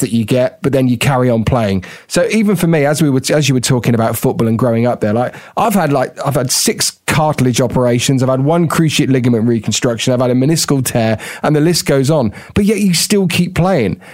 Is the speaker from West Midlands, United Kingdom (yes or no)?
yes; Tenbury Wells, West Midlands, United Kingdom; I grew up in in Worcestershire, you know, a, a very small, tiny little village called Tenbury Wells